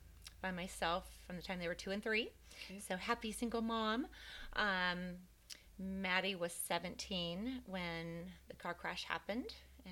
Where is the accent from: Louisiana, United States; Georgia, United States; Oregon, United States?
Oregon, United States; Portland; So I was born and raised in Portland.